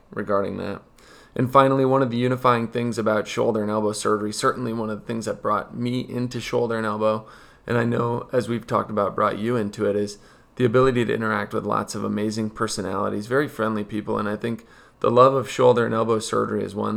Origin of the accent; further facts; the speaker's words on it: Wisconsin, United States; moved away as an adult; also born or lived in Philadelphia / Ohio / Minnesota; I grew up in Wisconsin